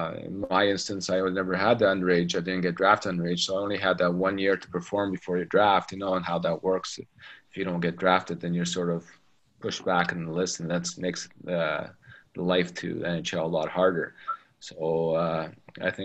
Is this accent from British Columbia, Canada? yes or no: no; Toronto, Ontario, Canada; first language English; moved away as an adult; now in Russia; growing up in Toronto